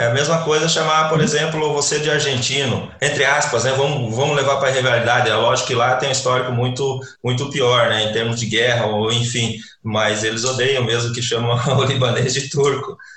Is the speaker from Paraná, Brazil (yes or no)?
yes; Paraná, Brazil; also born or lived in Lebanon; eu sou do Paraná